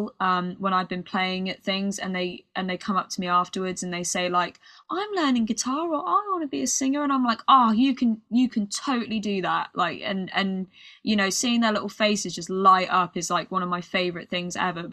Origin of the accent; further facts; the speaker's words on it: United Kingdom; accent: British; my British accent